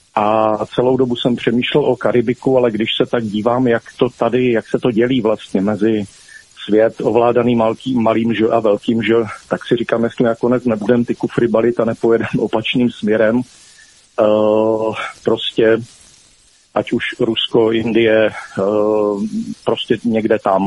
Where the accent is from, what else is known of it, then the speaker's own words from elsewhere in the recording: Zlín Region, Czechia; jsem ze Zlínského kraje